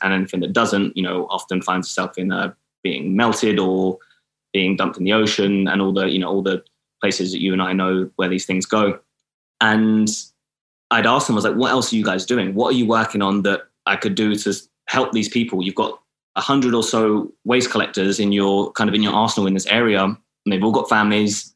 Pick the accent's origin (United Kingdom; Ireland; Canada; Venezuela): United Kingdom; Milton Keynes, South East England; moved away as an adult; also born or lived in Atlanta; now in Los Angeles, United States; I was moving from Milton Keynes, where I'm from